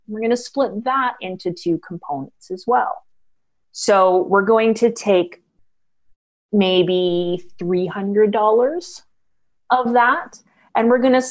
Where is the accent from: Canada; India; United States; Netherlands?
Canada; I'm Canadian, so I'm going to be using dollars